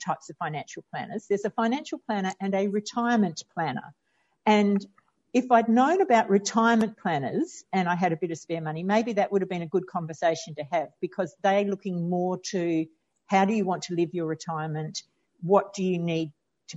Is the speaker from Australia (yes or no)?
yes; Australia; I'm Australian